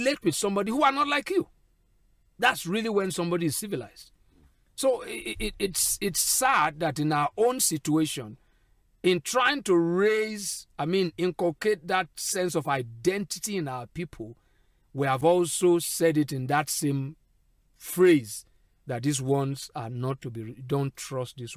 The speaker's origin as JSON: {"language": "English", "region": "Ijaw area", "country": "Nigeria", "said": "my Ijo-ness"}